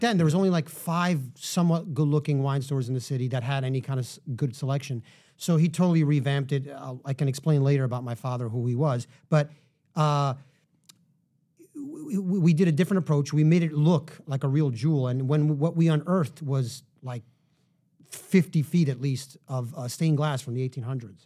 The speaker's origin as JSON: {"language": "English", "town": "New York City", "region": "New York", "country": "United States", "tie": "born or raised there", "said": "I grew up in Manhattan"}